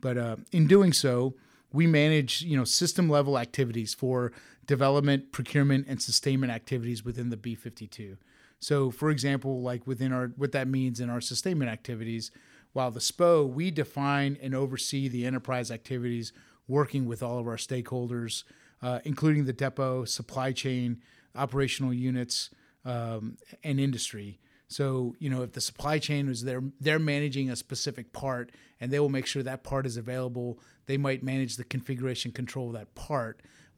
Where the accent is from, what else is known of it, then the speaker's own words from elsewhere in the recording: Tampa, Florida, United States; I'm from Tampa, Florida. It was where I grew up, part of an Air Force family.